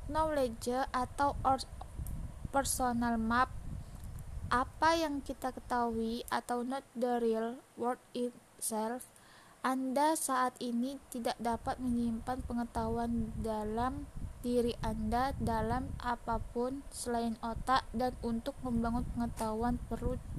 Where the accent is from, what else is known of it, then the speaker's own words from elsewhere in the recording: Tanjung Pinang, Riau Islands, Indonesia; Umur saya 18 tahun, tempat dan tanggal lahir Tanjung Pinang 2 Mei 2003. Saya tinggal di kilometer 15 arah Uban. Asal sekolah saya SMK Negeri 4 Tanjung Pinang.